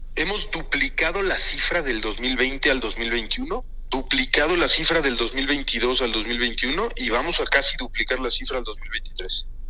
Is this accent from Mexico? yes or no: yes; Mexico; como mexicano